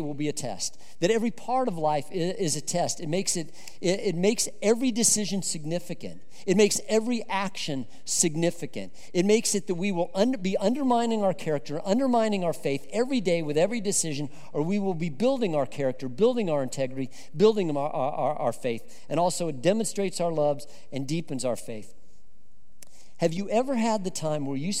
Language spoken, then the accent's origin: English; Colorado, United States; I grew up in Colorado